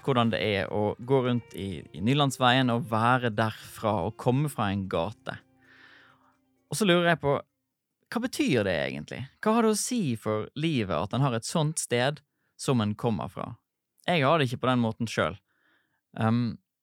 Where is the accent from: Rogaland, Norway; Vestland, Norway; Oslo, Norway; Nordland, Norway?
Vestland, Norway; Sotra; Jeg har vokst opp på Sotra utenfor Bergen